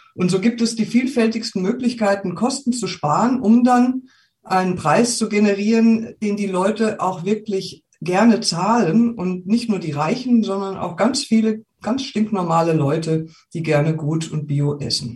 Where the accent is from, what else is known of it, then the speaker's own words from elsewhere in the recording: Wiesbaden, Hesse, Germany; moved away as an adult; also born or lived in Rengersfeld, Rhön; now in Gersfeld-Rengersfeld, Germany; Wir kommen ja ursprünglich aus Wiesbaden